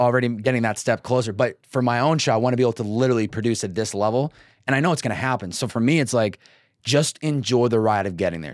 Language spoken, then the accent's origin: English; Northeast, United States; now in Los Angeles, United States; growing up in the Northeast and then coming out West